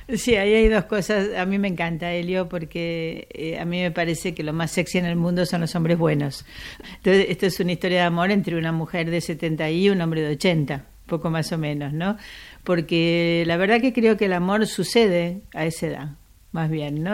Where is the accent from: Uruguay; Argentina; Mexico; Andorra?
Argentina; accent: Argentine; moved away as an adult; now in Spain; yo hablo argentino, como habrás notado, aunque escribo en castellano peninsular